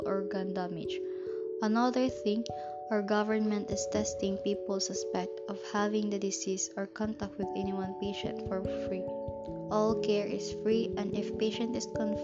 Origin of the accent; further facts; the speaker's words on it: Philippines; we Filipinos